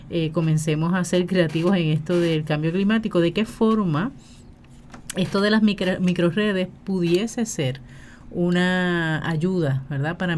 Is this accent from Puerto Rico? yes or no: yes; Puerto Rico; así somos los puertorriqueños.